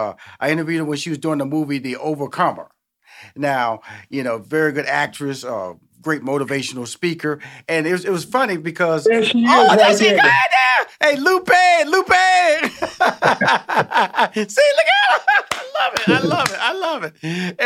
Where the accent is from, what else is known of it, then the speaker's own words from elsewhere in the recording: Houston, Texas, United States; I come from Houston, Texas. Like I said earlier, born in the inner city. Fifth Ward.